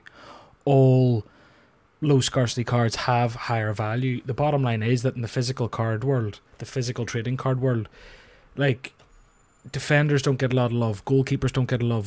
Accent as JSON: {"language": "English", "country": "Ireland", "said": "I'm Irish"}